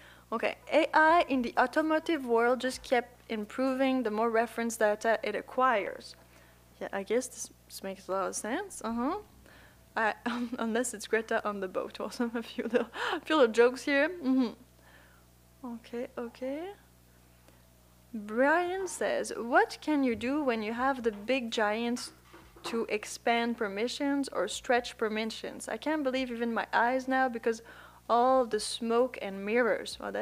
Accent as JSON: {"language": "English", "country": "Puerto Rico", "said": "I'm from Puerto Rico. Can you hear my accent?"}